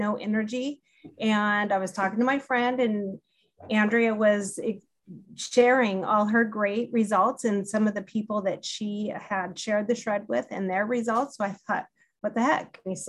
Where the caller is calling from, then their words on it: Olympia, Washington, United States; I'm calling from Olympia, Washington, and up in the PNW.